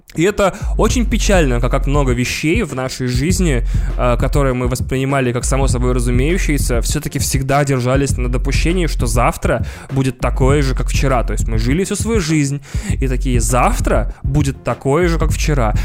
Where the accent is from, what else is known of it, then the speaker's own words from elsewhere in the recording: Moscow, Russia; Мы, москвичи